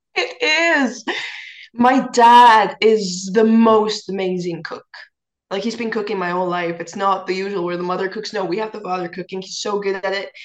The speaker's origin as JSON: {"language": "English", "country": "Estonia", "said": "I'm a singer from Estonia"}